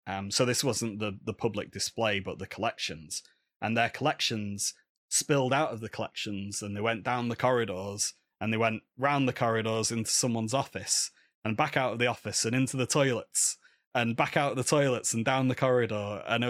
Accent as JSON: {"language": "English", "region": "England", "country": "United Kingdom", "said": "hello, I'm a man from England and I want to look at your rubbish Eurypterids, please"}